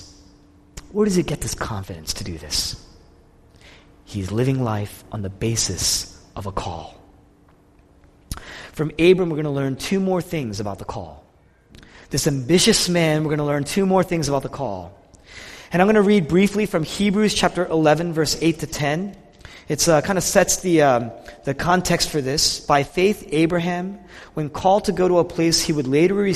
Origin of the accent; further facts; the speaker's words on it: Philadelphia, Pennsylvania, United States; we're from Philadelphia